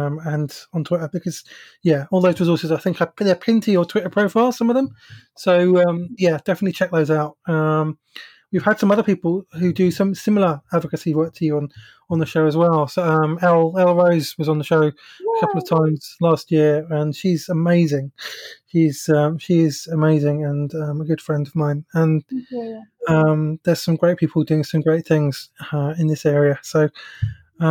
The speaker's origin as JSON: {"language": "English", "region": "England", "country": "United Kingdom", "tie": "born or raised there", "said": "I grew up in the Methodist Church in England"}